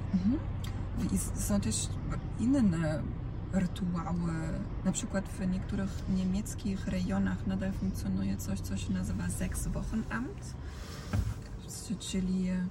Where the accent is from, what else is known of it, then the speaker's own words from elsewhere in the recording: Dalmatia, Croatia; now in Poland; w tym rejonie, z którego ja jestem, czyli z Dalmacji